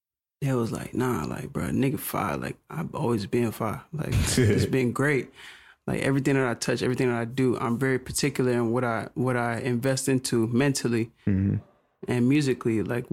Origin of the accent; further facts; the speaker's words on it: Conyers, Georgia, United States; I'm coming from Conyers, Rockdale, you know what I'm saying? Mm. Like, I don't, like, when you coming from there, it's just like, damn, like, you go to Atlanta, it's like, oh, shit.